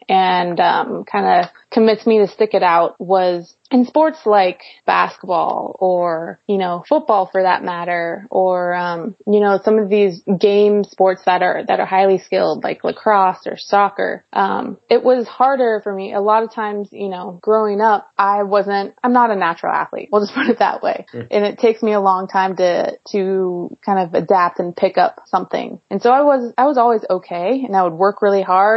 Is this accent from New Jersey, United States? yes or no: no; Modesto, California, United States; I grew up in the Central Valley of California in a little farm town called Modesto